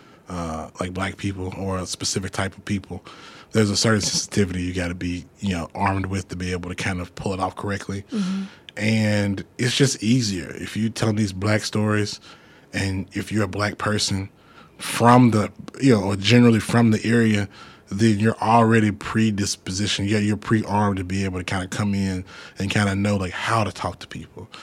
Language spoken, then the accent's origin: English; Jackson, Mississippi, United States; I'm from Jackson, but my mom's from Greenwood, my dad's from Port Gibson